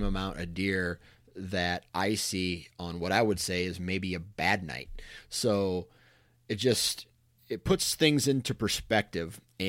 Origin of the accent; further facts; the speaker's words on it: Iowa, United States; born there; I'm lucky that I was born in Iowa and I have access to some killer ground.